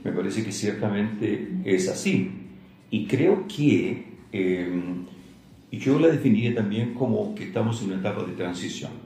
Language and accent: Spanish; Santiago, Santiago Metropolitan Region, Chile; moved away as an adult; also born or lived in Valparaíso / Viña del Mar / Chillán / Talca; nací en Santiago, estuve hasta como los 17 años en Santiago